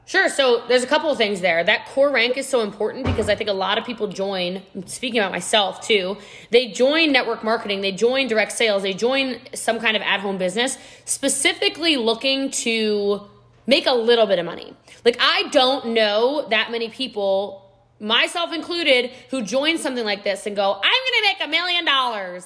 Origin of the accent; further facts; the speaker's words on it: Texas, United States; I'm a Texan too